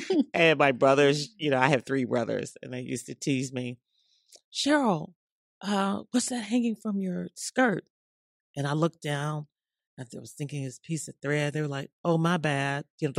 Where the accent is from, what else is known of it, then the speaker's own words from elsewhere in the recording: Memphis, Tennessee, United States; I grew up in Memphis